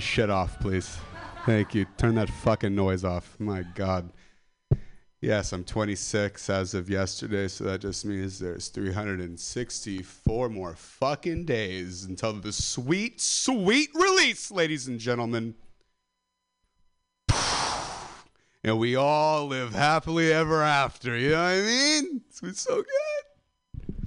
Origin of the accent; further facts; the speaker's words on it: Stockton, California, United States; I'm from the Central Valley of California, Stockton, Modesto